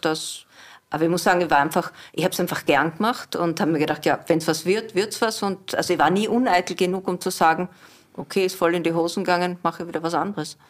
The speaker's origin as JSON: {"language": "German", "region": "Southern Burgenland", "country": "Austria", "tie": "born or raised there", "also_born_or_lived": "Wolfsberg, Carinthia", "moved": "yes", "lives_now": "Vienna, Austria", "said": "aufgewachsen im Südburgenland"}